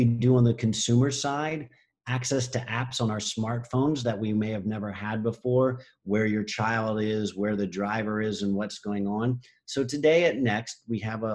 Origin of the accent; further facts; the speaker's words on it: Pennsylvania, United States; now in California, United States; I'm from Pennsylvania.